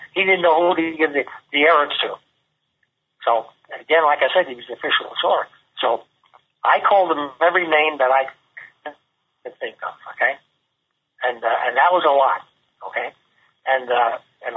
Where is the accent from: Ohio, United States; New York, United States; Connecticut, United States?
New York, United States; New York City; we're both from New York City, and I'm from the Bronx